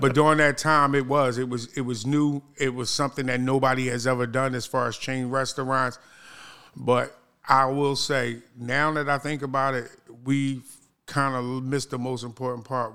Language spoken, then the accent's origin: English; Philadelphia, Pennsylvania, United States; now in Baltimore, United States; I'm actually from Philadelphia, Pennsylvania